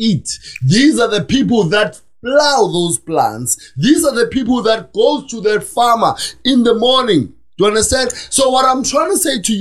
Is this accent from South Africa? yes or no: yes; Soweto, Gauteng, South Africa; I was born in Soweto